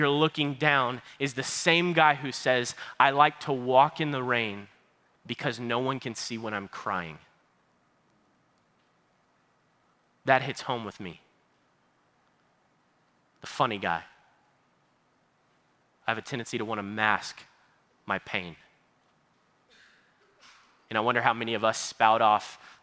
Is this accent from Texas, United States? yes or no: yes; Baytown, Texas, United States; I am from Baytown, Texas